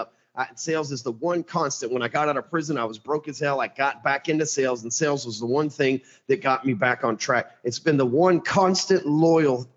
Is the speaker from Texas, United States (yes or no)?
yes; Dallas, Texas, United States; I am born and raised in Dallas, Texas